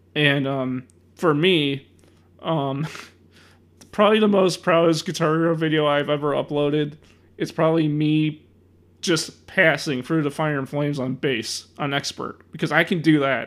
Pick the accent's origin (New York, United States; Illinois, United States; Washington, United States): Illinois, United States; Chicago; I'm from Chicago